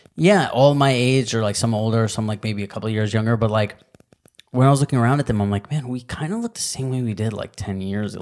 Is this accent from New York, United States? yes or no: yes; New York, United States; growing up in New York